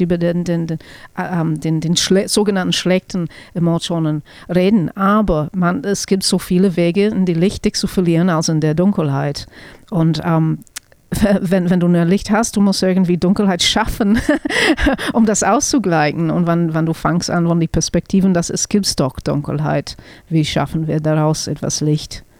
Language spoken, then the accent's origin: German; New Zealand; German is a second language; moved away; ich bin keine Deutsch-Muttersprecherin. Also ich komme aus Neuseeland und deswegen spreche ich kein perfektes Deutsch.